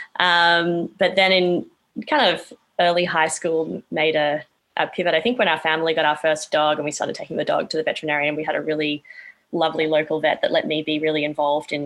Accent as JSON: {"language": "English", "town": "Brisbane", "region": "Queensland", "country": "Australia", "tie": "born or raised there", "also_born_or_lived": "Canada", "moved": "as an adult", "said": "I was born and raised in Brisbane, Australia, and spent a brief stint as well in Canada growing up, but mainly in Australia."}